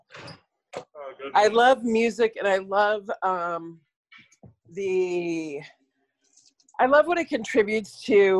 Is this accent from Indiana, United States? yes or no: no; Rochester, New York, United States; also born or lived in Hartford, Connecticut; now in Oakland, United States; I was born in Hartford, Connecticut. And then my dad got a job with Kodak when I was 2. And so I was raised in Rochester, New York